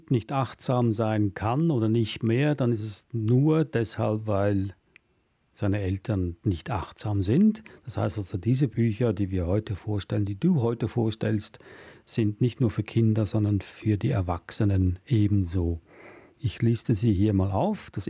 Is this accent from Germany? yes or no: no; Switzerland; dass ich hier was rieche, was mich an meine Heimat in der Schweiz erinnert